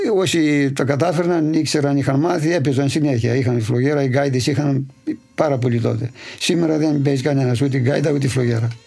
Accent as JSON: {"language": "Greek", "town": "Polydendri", "region": "Central Macedonia", "country": "Greece", "tie": "born or raised there"}